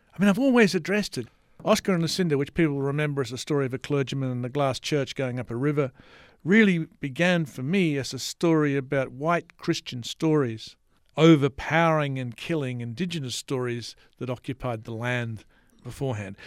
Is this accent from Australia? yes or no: yes; Australia